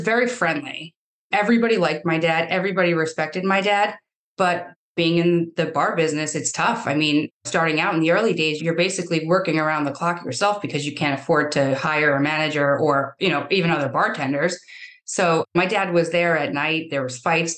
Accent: Yonkers, New York, United States; born or raised there; also born or lived in Brosna, County Kerry, Ireland

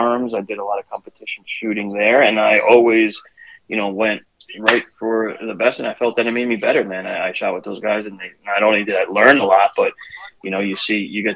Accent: New Jersey, United States; I'm from New Jersey

